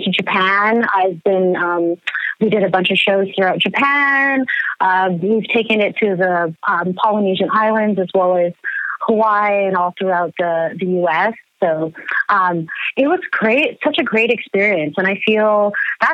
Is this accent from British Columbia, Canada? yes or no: yes; Vancouver, British Columbia, Canada; I grew up in Canada, in Vancouver